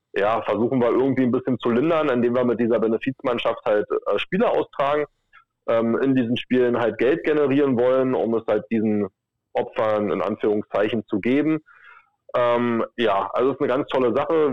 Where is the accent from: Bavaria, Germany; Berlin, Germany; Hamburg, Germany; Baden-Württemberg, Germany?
Berlin, Germany; bin aus Berlin